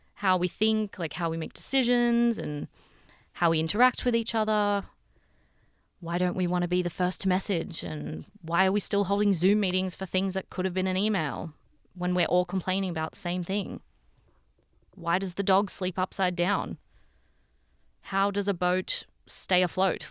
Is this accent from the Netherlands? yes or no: no; Sydney, New South Wales, Australia; moved away as an adult; now in Toronto, Canada; I'm from Sydney in Australia, um, but I'm currently living in Toronto.